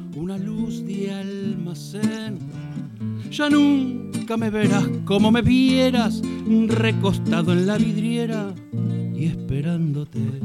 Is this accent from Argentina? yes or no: yes; Florida, Buenos Aires Province, Argentina; now in Barcelona, Spain; hicimos dos shows en mi barrio, yo soy de Florida